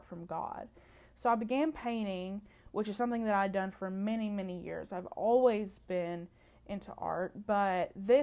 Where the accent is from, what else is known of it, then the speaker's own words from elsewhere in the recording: Muhlenberg County, Kentucky, United States; I grew up in Muhlenberg County, Kentucky, which is western part of Kentucky